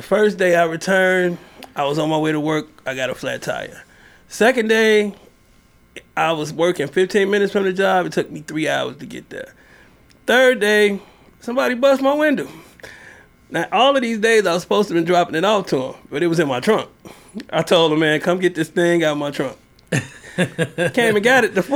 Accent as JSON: {"language": "English", "region": "Louisiana", "country": "United States", "moved": "yes", "said": "I'm from Louisiana"}